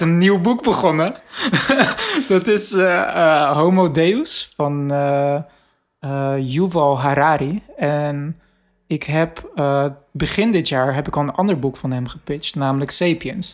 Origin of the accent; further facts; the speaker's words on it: Rotterdam, South Holland, Netherlands; ik eh, als Rotterdammer